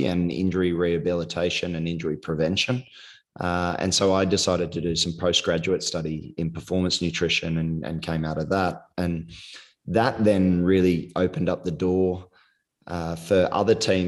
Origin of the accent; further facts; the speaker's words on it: Australia; moved away as an adult; also born or lived in England / Toronto, Canada; now in Sydney, Australia; very small country town, which is about 6 hours south of Sydney, where I grew up